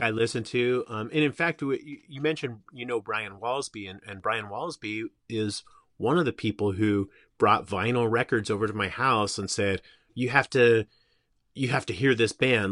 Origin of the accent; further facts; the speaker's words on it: Simi Valley, California, United States; I grew up in Simi Valley, which was, um, on the edge of Ventura County.